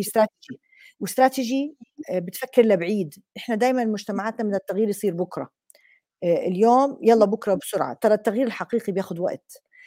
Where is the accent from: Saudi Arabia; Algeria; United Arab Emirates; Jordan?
Jordan; عندنا بالأردن بالجامعات